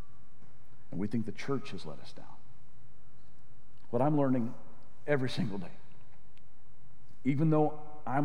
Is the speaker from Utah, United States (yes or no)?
no; Arkansas, United States; moved away; The church I grew up in Arkansas